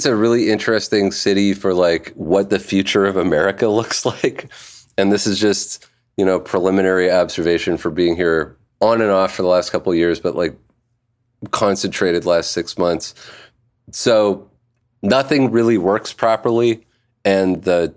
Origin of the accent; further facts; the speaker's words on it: Canada; moved away as an adult; also born or lived in Quebec; now in New Orleans, United States; I'm just Canadian. I just happen to live in Quebec